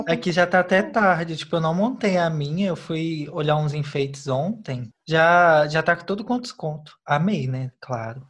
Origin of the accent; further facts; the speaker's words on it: Belo Horizonte, Minas Gerais, Brazil; a gente é de BH, viu, gente? Belo Horizonte, capital do estado de Minas Gerais